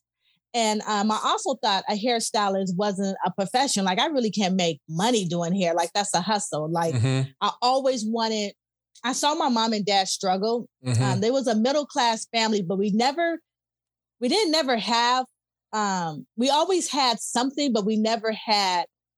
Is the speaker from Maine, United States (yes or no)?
no; Los Angeles, California, United States; I'm from South Central LA.